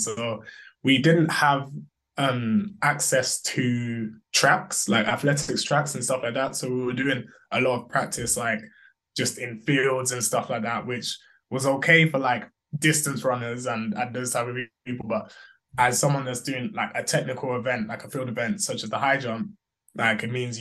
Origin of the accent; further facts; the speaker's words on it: Bromley, London, United Kingdom; moved away as an adult; also born or lived in Birmingham; I grew up in Bromley in Southeast London. That's basically where I lived